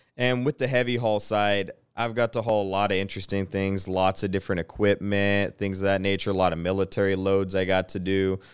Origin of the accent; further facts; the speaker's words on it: Chattanooga, Tennessee, United States; also born or lived in Piqua, Ohio; So, I'm from Ohio, uh, born and raised in Piqua, moved to Chattanooga, Tennessee, spent most of my life there up till middle school and then branched out into East Tennessee